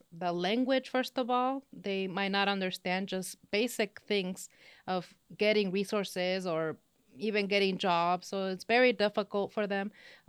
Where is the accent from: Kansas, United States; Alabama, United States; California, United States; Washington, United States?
California, United States; Los Angeles; accent: Spanish accent; first language Spanish; English is a second language; also born or lived in Mexico; now in Texas, United States; I was born and raised in Los Angeles in California. My mom is from Mexico and my original dad from Honduras. And from then on, I actually started the school system in Mexico for a couple of years.